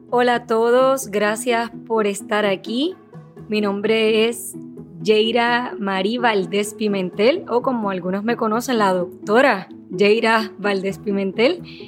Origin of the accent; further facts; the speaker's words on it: Puerto Rico; also born or lived in Dominican Republic; Soy puertorriqueña, nací aquí en Puerto Rico, sin embargo mi crianza ha sido entre Puerto Rico y República Dominicana